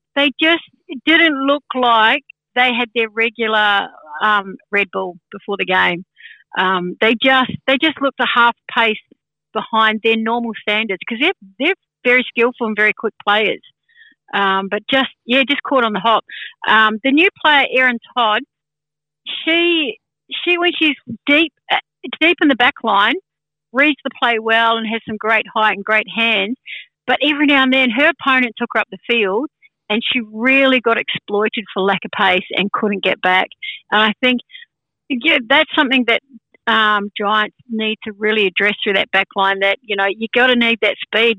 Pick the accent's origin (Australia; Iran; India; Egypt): Australia; Sydney, New South Wales; I'm from Sydney